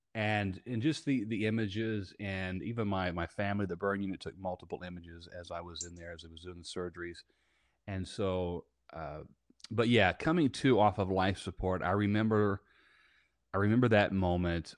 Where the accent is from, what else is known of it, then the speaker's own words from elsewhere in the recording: Southern Indiana, United States; now in Tampa, United States; I am based out of Tampa, Florida, and I'm originally from Southern Indiana. and, uh, I grew up in the middle of a cornfield.